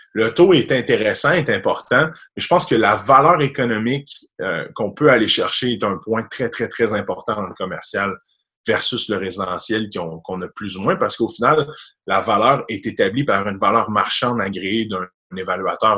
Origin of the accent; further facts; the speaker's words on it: Sainte-Catherine-de-la-Jacques-Cartier, Quebec, Canada; moi, j'étais un petit gars de Sainte-Catherine, agent quartier, euh, Québec, donc un reculant banlieue, loin de la ville. Je suis un petit gars de la campagne, donc j'ai 26 ans. j'ai grandi là toute ma jeunesse